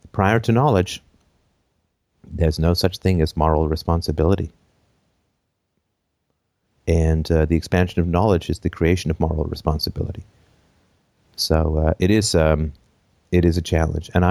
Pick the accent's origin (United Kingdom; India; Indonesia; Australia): United Kingdom; England; also born or lived in Canada; And I grew up among the poor. I think I have some insights around the poor. I grew up poor in England. I grew up poor in Canada lived in a variety of, of locations.